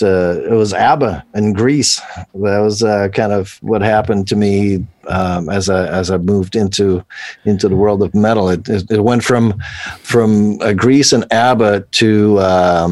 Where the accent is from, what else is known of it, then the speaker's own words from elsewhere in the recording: Switzerland; I grew up in Switzerland